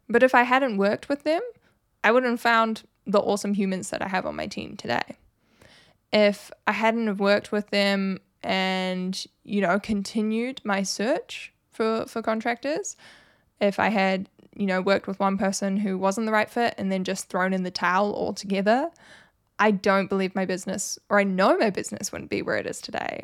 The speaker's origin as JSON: {"language": "English", "country": "New Zealand", "said": "I'm obviously from New Zealand"}